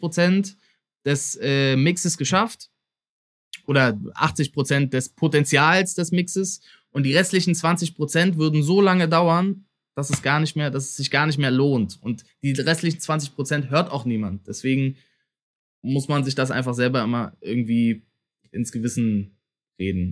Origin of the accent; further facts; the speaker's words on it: Berlin, Germany; dass ich auch Berliner bin